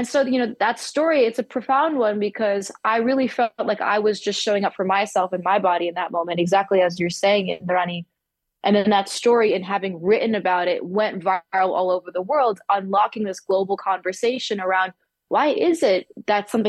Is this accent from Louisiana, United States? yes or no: no; New York City, New York, United States; my parents encouraged my brother and sister and I growing up in Manhattan